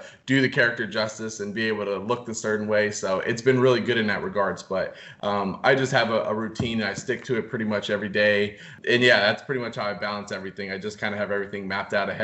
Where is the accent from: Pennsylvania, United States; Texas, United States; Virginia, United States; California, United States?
Virginia, United States; D.C.; So I grew up outside of Washington, D.C. In Virginia. Grew up, you know, actually on a farm.